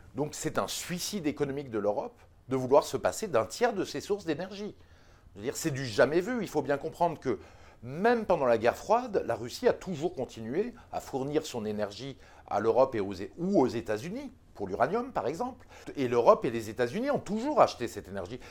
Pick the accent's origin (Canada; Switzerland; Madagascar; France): France; en tant que Français